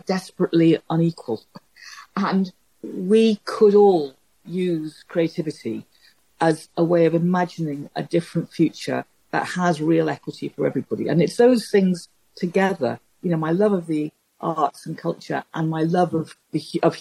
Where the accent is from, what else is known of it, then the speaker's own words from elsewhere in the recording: Liverpool, North West England, United Kingdom; I come from Liverpool, and I don't come from anything like an artistic background